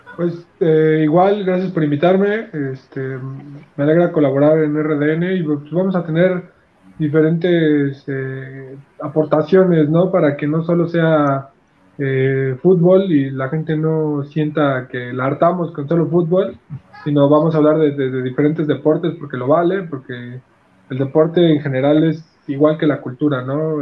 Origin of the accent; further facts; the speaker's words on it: Mexico; nosotros como mexicanos